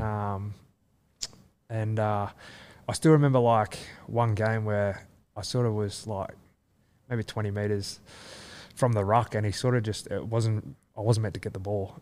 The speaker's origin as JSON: {"language": "English", "town": "Leeton", "region": "New South Wales", "country": "Australia", "tie": "born or raised there", "also_born_or_lived": "Wagga Wagga / Canberra / Melbourne", "moved": "yes", "lives_now": "Sydney, Australia", "said": "I grew up in Lytton"}